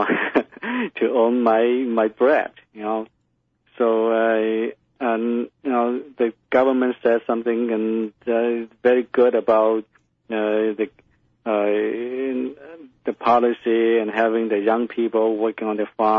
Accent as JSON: {"language": "English", "country": "China", "tie": "born or raised there", "second_language": "English", "moved": "as an adult", "lives_now": "United States", "said": "I was born in China. Mm-hmm. And when I was 35 years old, I came to the United States on my exchange, first exchange program. And at the time when I was growing up, it was the time during Cultural Revolution in China"}